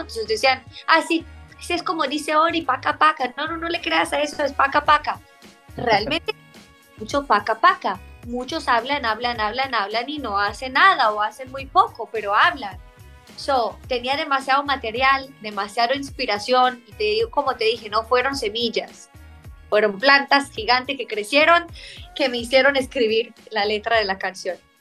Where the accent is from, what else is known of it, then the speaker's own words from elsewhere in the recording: Israel; Spanish is a second language; now in Miami, United States; que soy de, Israel, que soy del Medio Oriente